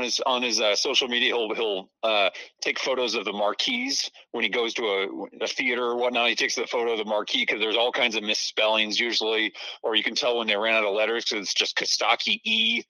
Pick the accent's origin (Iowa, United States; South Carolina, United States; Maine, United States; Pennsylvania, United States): Iowa, United States; Lee County; moved away; you know that I'm from originally from Lee County, Iowa. I say that loud and proud, and I still have Iowa roots, and I go home often to see my folks there and whatnot.